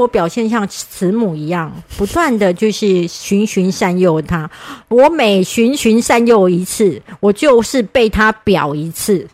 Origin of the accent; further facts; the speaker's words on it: Kaohsiung, Taiwan; 我是高雄人，南部人就会就是谦虚嘛